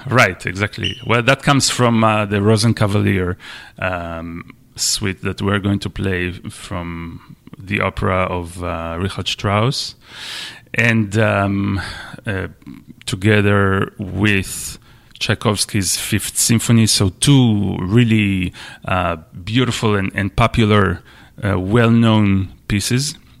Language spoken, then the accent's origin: English; Israel; moved away as an adult; also born or lived in Michigan, United States / Washington, D.C., United States; now in New Bedford, United States; I'm, I'm Israeli. I'm from Israel. And I came to the U S, um, ten years ago, something like that, to study at the University of Michigan